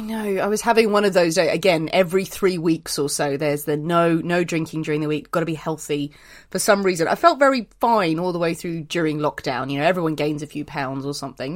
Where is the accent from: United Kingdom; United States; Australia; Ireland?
Ireland; I'm Irish